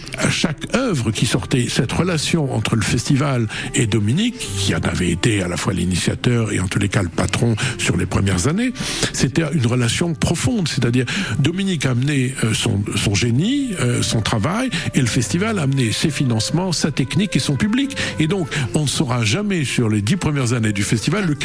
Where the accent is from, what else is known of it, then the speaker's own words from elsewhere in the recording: Lyon, Auvergne-Rhône-Alpes, France; now in Montpellier, France; moi qui venais aussi d'une autre ville de province, puisque je venais de Lyon, hein.